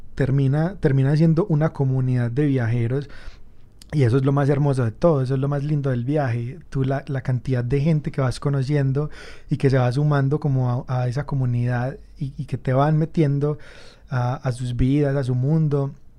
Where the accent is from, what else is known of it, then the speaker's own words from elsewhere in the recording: Medellín, Antioquia, Colombia; soy un fotógrafo de Medellín